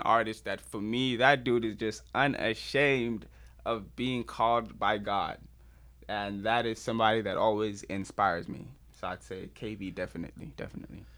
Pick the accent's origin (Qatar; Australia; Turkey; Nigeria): Nigeria; as a Nigerian